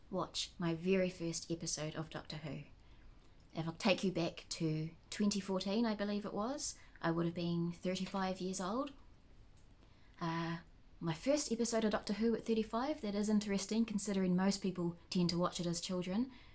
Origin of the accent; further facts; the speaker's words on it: New Zealand; I'm a Kiwi